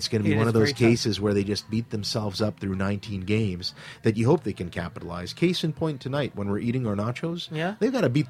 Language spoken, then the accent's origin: English; Thornhill, Ontario, Canada; growing up in Toronto, in Thornhill in particular, as someone coming from a background of being both Russian and Jewish and being part of a very multicultural game, a multicultural environment